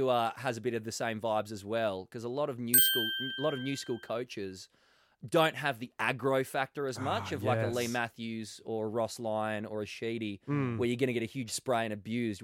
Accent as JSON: {"language": "English", "town": "Perth", "region": "Western Australia", "country": "Australia", "tie": "born or raised there", "said": "All of my family are Eagles supporters growing up in Perth"}